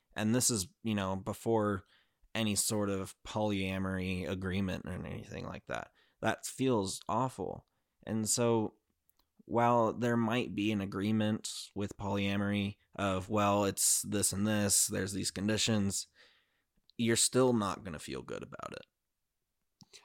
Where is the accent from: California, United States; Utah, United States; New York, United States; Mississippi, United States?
Utah, United States; I grew up in Utah